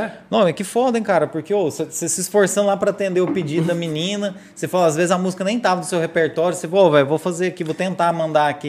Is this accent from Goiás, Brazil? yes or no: yes; Morrinhos, Goiás, Brazil; eu sou de Morrinhos